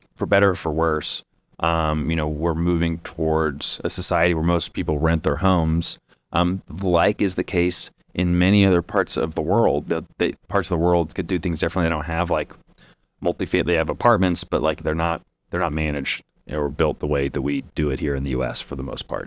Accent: Indianapolis, Indiana, United States; we're from Indianapolis

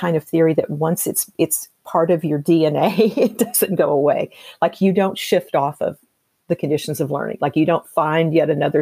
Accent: Tennessee, United States; I'm from Tennessee, and my mother would make biscuits. You know, that was our big thing growing up

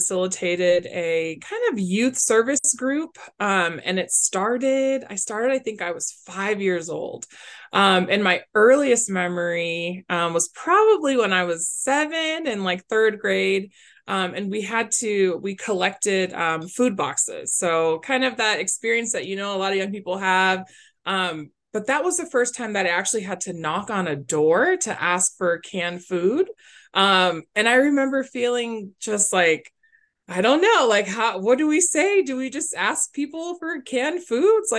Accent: Glendale, Arizona, United States; also born or lived in Phoenix, Arizona / Tucson, Arizona; born and raised in Glendale, which is a little pocket right next to Phoenix, Arizona

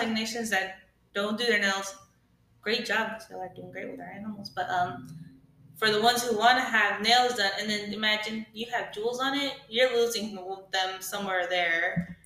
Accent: Newport, Oregon, United States; Soy nacida en Newport, Oregon.

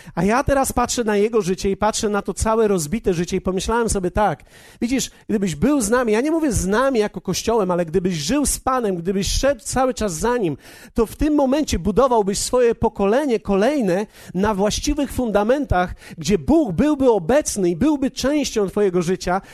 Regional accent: Poland; my w Polsce

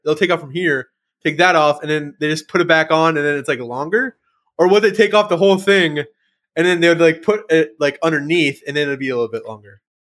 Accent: United States; I'm, I'm American

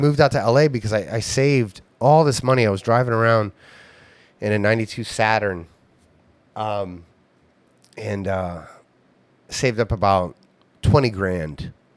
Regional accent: Ohio, United States; my hometown

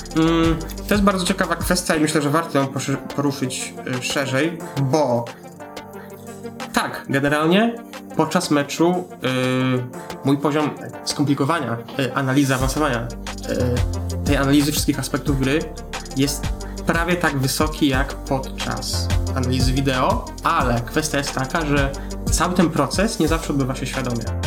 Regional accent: Poland; jak każdy rodowity Polak

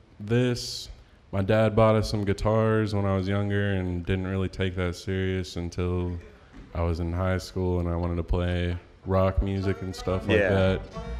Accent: Lexington, Kentucky, United States; I'm from Lexington since forever, and I like it here, so haven't left.

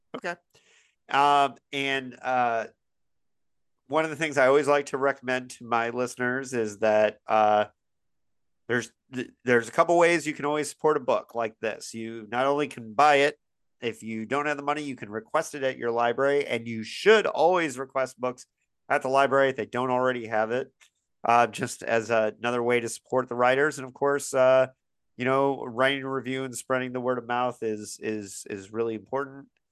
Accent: Bloomington, Indiana, United States; my hometown of Bloomington, Indiana

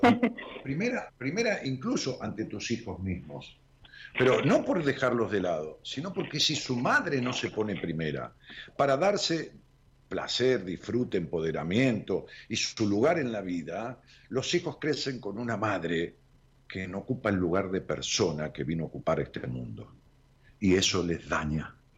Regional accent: Haedo, Buenos Aires Province, Argentina; Aedo, Aedo es, donde nací.

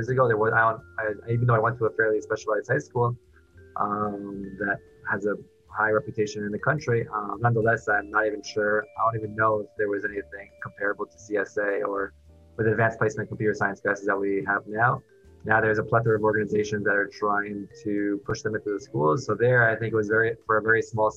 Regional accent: New York City, New York, United States; moved away as an adult; now in Miami, United States; I grew up in Queens, New York for the first 18 years, more or less

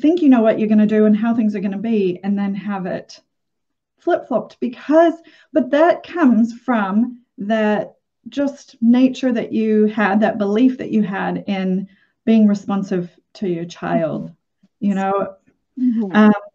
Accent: Minnesota, United States; Growing up in Minnesota in the 70s

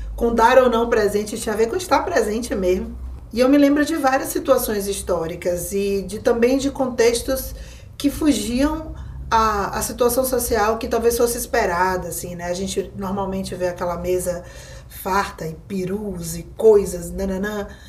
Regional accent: Bahia, Brazil; como uma mulher nordestina, baiana

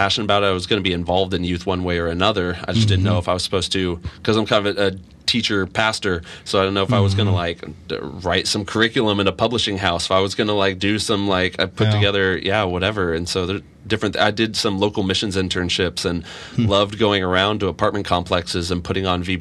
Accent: Olathe, Kansas, United States; also born or lived in Dallas, Texas; I grew up in Olathe.

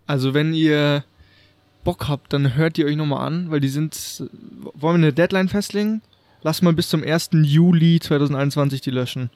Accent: Munich, Bavaria, Germany; wir sind ja aus München

